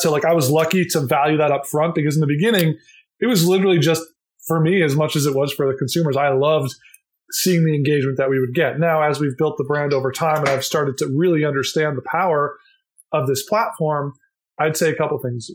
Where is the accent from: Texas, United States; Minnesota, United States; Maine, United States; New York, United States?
Minnesota, United States; I grew up in Minnesota